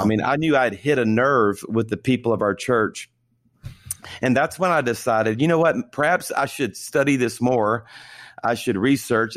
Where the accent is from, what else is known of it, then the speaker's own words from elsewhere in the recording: South Louisiana, United States; I was born and raised in South Louisiana